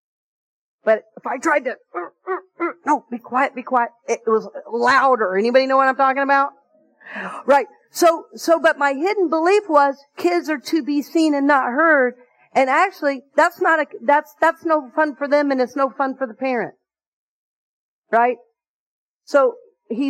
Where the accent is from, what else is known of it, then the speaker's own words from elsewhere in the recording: the South, United States; the way I grew up in the South at that particular time.